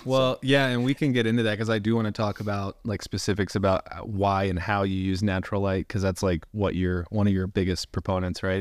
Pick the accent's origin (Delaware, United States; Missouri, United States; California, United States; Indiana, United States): Indiana, United States; I'm from Indiana. We grew up pretty close